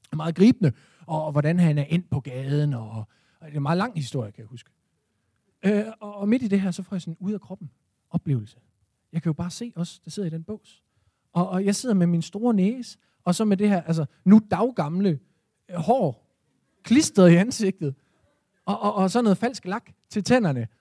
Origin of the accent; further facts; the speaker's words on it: Esbjerg, Southern Denmark, Denmark; min fødeby Esbjerg. Jeg er på derværende tidspunkt 17 år